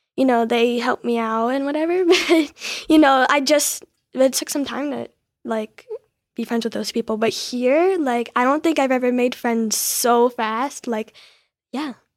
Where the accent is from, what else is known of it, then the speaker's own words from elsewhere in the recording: New Jersey, United States; I'm from New Jersey